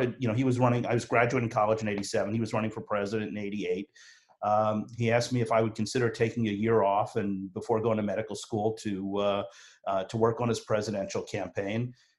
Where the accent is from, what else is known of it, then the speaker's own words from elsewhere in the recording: Philadelphia, Pennsylvania, United States; I am from Philly